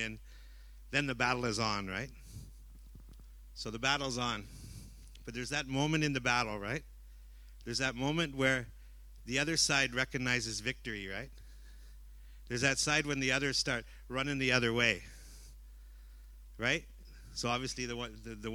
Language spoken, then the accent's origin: English; Vancouver, British Columbia, Canada; now in Cambodia; I'm from Vancouver, Canada